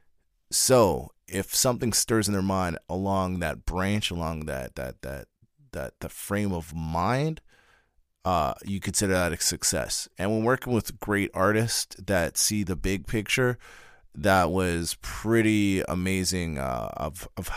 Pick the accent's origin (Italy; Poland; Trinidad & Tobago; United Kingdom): Trinidad & Tobago; as a Trinidadian